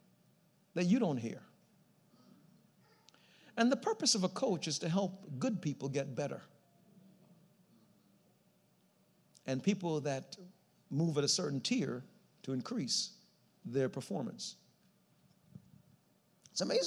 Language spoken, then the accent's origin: English; New York City, New York, United States; I grew up in New York City